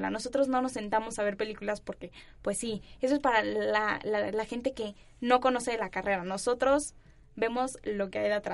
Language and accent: Spanish; Mexico City, Mexico; accent: neutral; los ciudadanos, digámoslo así, de aquí, de la Ciudad de México, tenemos un acento muy neutral